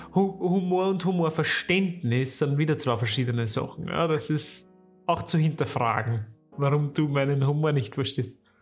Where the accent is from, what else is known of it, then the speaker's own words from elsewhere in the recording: Weinviertel, Lower Austria, Austria; moved away; wenn ich in meine alte Heimat komme und ins Weinviertel rausfahre